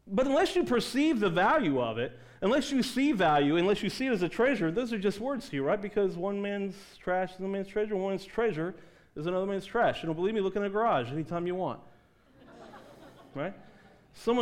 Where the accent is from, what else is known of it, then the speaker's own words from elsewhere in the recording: East Coast, United States; I grew up on the East Coast